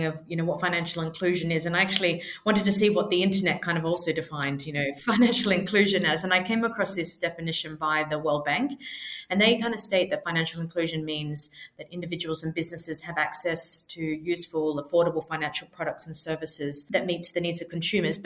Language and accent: English; Australia; moved away as an adult; now in London, United Kingdom; I'm originally from Australia. I've lived in London for over 10 years now